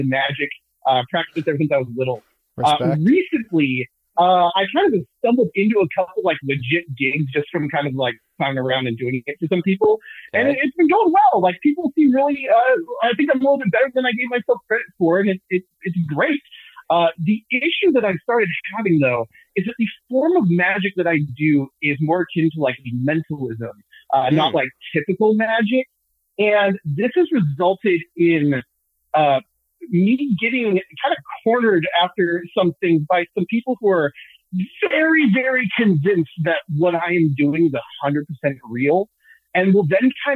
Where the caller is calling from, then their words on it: Southern California, United States; I'm calling from beautiful Southern California here.